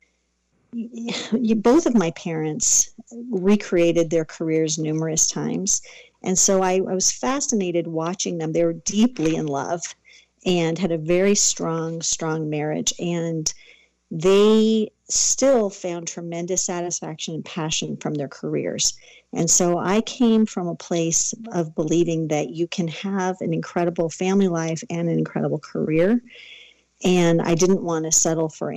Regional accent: Southern California, United States; I grew up in Southern California, born and raised.

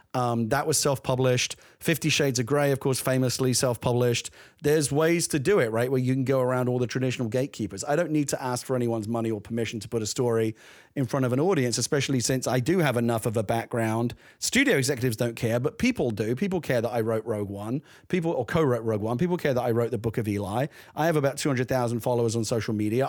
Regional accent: London, United Kingdom; I grew up in the East End of London

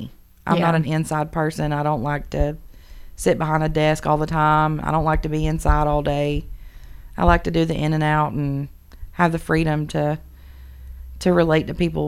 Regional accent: Menlo, Georgia, United States; Okay, so I'm from Menlo, Georgia, which nobody's probably ever heard of. It's about 40 minutes south of Trenton.

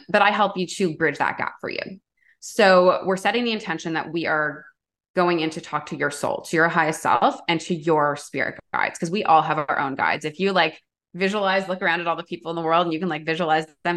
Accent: Toronto, Ontario, Canada; I grew up in Toronto, downtown, like big city

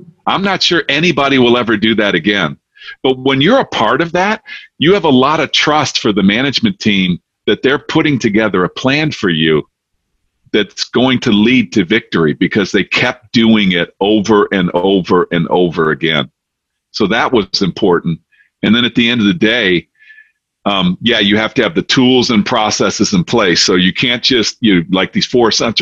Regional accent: Detroit, Michigan, United States; now in Charlotte, United States; I'm originally from Detroit, and I'm now down in Charlotte

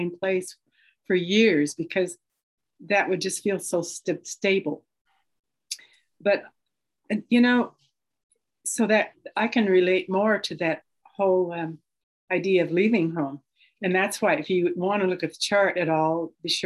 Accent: Portland, Oregon, United States; I'm from Portland, Oregon

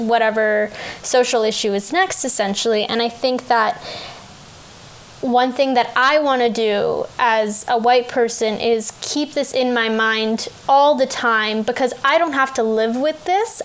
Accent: Canada; as a Canadian, I'm 20 now

